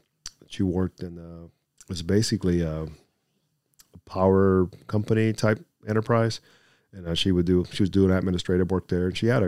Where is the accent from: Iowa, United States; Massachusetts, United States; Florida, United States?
Florida, United States; Miami; But anywho, growing up in Miami, it was pretty much the three of us, siblings.